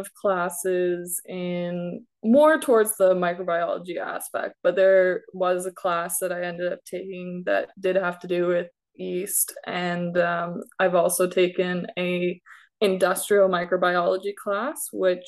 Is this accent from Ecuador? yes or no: no; Beamsville, Ontario, Canada; I was born and raised in Beamsville.